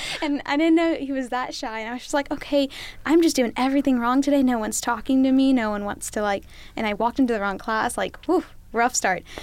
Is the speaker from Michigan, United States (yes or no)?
no; Helena, Alabama, United States; I'm a junior majoring in medical industrial distribution from Helena, Alabama